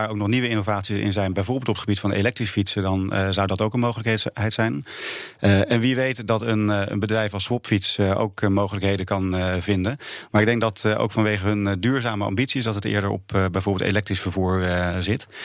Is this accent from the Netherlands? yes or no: yes; Netherlands